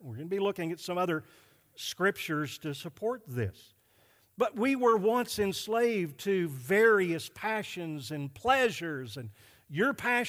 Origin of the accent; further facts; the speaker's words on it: Arkansas, United States; I came from Arkansas, and we're less sinful there.